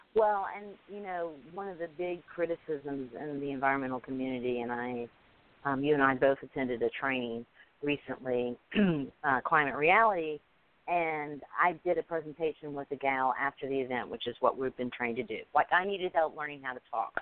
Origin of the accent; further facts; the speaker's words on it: Alabama, United States; I'm from Alabama. English is my second language